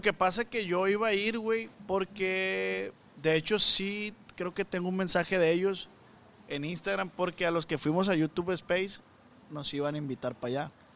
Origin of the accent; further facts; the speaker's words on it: Culiacán, Sinaloa, Mexico; de Culiacán